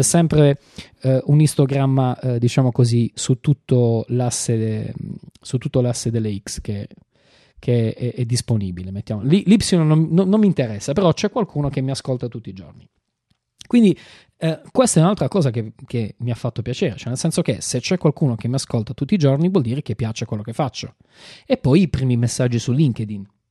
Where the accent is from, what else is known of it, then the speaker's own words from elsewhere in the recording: Apulia, Italy; io sono pugliese